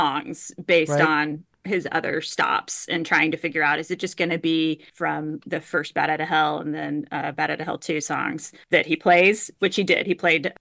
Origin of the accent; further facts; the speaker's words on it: Houston, Texas, United States; growing up in Houston